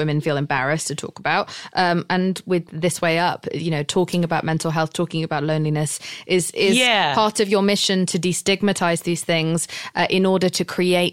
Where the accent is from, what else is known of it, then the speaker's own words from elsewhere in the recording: United Kingdom; I'm British.